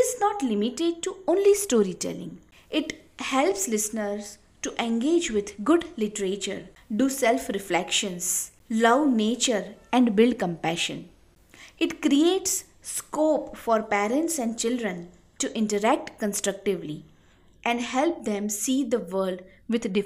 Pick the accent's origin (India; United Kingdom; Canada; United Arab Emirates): India; I am from India.